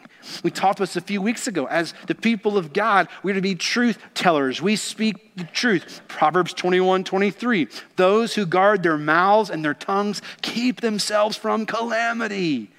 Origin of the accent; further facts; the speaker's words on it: Kentucky, United States; Growing up in Kentucky, I got to be around racehorses quite a bit